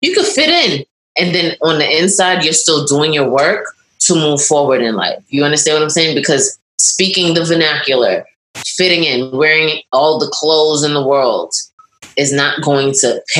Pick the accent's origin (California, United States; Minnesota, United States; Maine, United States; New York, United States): New York, United States; also born or lived in Barbados; Like, did I grow up in the hood? Yeah, I grew up in Brooklyn